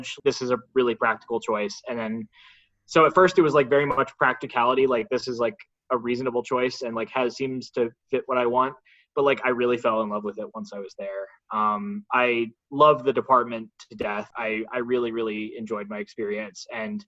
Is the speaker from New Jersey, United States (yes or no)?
yes; Vernon, New Jersey, United States; also born or lived in Princeton, New Jersey / Stanford, California; I am originally from New Jersey, rural New Jersey, which actually exists. my hometown is most known for being home to America's most dangerous water park